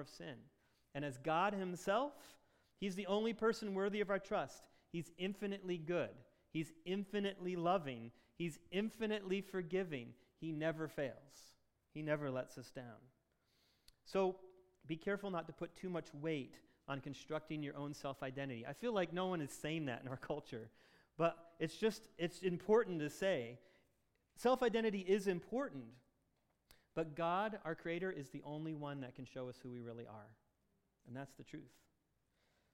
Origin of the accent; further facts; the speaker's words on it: Michigan, United States; in Michigan, we love being Michiganders